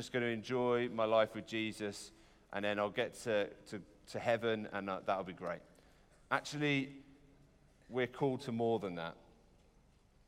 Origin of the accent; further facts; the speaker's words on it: United Kingdom; we're British